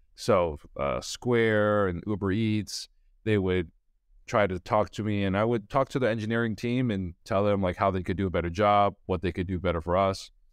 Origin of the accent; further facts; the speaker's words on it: New York City, New York, United States; I grew up in Brooklyn, New York